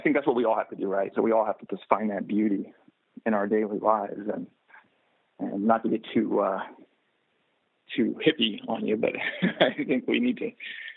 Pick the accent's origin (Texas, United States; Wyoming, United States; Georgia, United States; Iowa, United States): Texas, United States; I'm from Texas